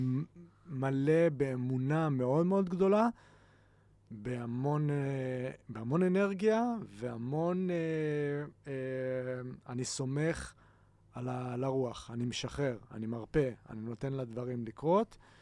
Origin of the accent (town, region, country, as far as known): Haifa, Haifa District, Israel